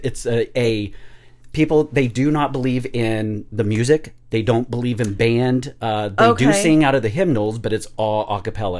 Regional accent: Cortez, Colorado, United States; born there; So, I grew up right around in here. I was born in Cortez, Colorado

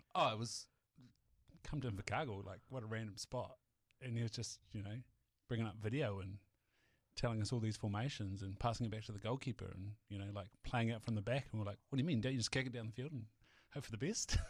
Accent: Southland, New Zealand; moved away; also born or lived in Hawke's Bay; being from Southland

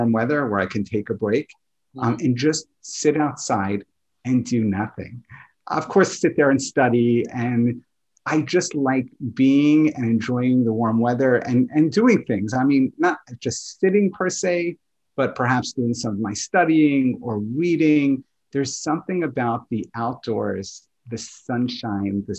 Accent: New York, United States; I grew up in New York

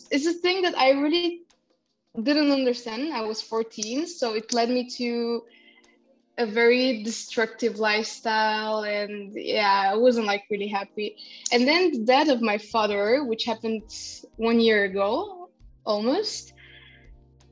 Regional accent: Bulgaria; I'm half Kurdish, half Russian, which is pretty complicated, but I grew up in Bulgaria

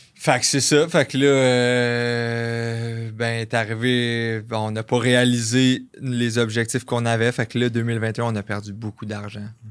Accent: Varennes, Quebec, Canada; je viens de Varennes, ça, ça arrive sud de Montréal

